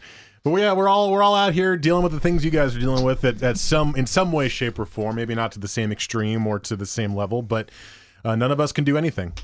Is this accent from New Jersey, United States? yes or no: yes; Teaneck, New Jersey, United States; now in Oregon, United States; my hometown, Teaneck, is a hotspot.